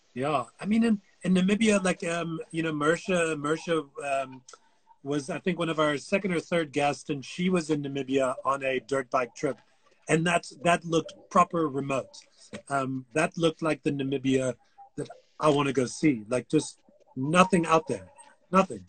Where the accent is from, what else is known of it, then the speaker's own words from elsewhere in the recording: United States; I'm American